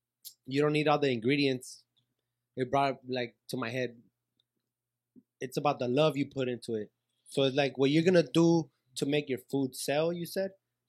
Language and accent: English; Michoacán, Mexico; From Michoacán myself.